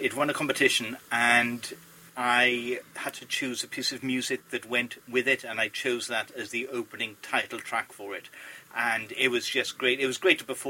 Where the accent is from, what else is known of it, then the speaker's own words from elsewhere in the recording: Port Talbot, Wales, United Kingdom; people picked on me being Welsh, which was weird in a school in Port Talbot